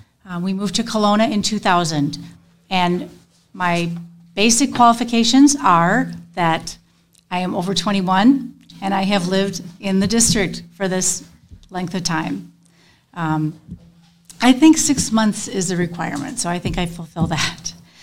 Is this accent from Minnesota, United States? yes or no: yes; St. Paul, Minnesota, United States; moved away as an adult; now in Kalona, United States; the hospital where I was born in St. Paul